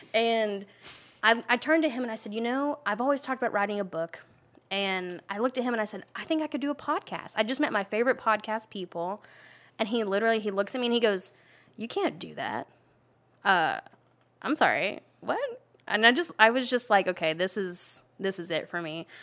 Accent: Gainesville, Florida, United States; I'm from Gainesville

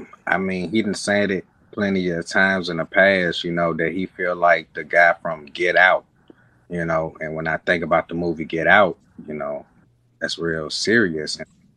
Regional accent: Port Gibson, Mississippi, United States; now in St. Louis, United States; I'm from Mississippi, Port Gibson, Claiborne County, man. That's a small town nobody know about. It's the town to burn down, if you look it up in history, from the Revolution War.

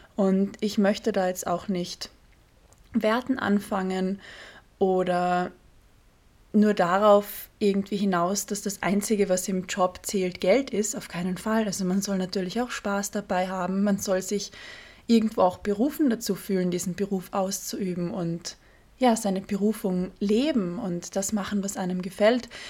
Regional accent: Carinthia, Austria; moved away as an adult; now in Vienna, Austria; in Kärnten, im südlichsten Bundesland Österreichs, wo ich aufgewachsen bin

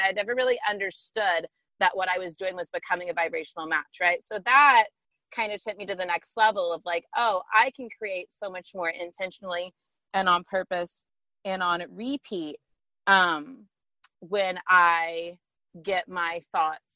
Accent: Tulsa, Oklahoma, United States; moved away as an adult; also born or lived in Dallas; I was away from Tulsa, where I'm from

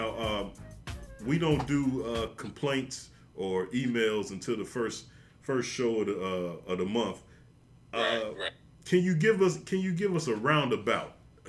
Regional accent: Midwest, United States; we're all from the Midwest

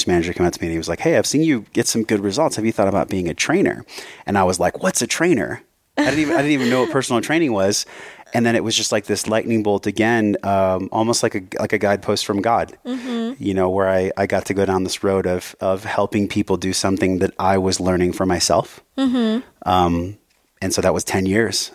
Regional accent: San Diego, California, United States; moved away as an adult; also born or lived in Hawaii; I grew up in San Diego

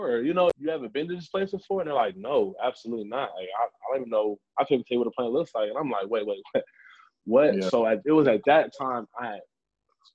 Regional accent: California, United States; I grew up in California

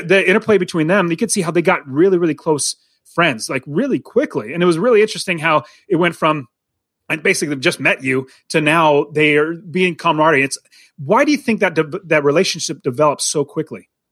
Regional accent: United States; I grew up in America. I'm an American

